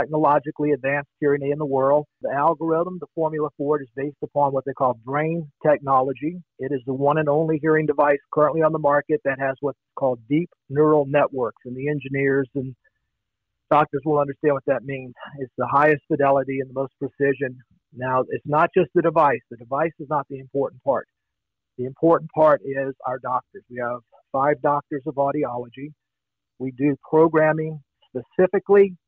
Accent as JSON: {"language": "English", "town": "Long Beach", "region": "Mississippi", "country": "United States", "moved": "yes", "lives_now": "Escondido, United States", "said": "I'm originally from the Mississippi Gulf Coast, a beautiful little town called Long Beach"}